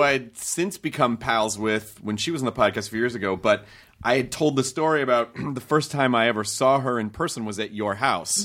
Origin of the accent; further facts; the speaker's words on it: Memphis, Tennessee, United States; also born or lived in Kentucky; now in Los Angeles, United States; I grew up in Tennessee.